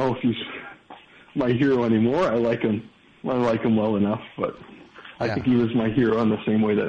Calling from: Chicago, Illinois, United States; I'm calling from Chicago.

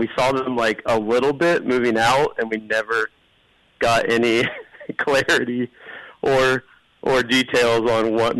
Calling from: Portland, Oregon, United States; I'm calling from Portland, Oregon tonight.

